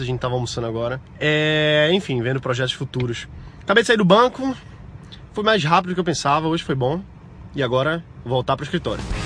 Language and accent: Portuguese; Pernambuco, Brazil; eu que sou daqui da região, que sou daqui de Pernambuco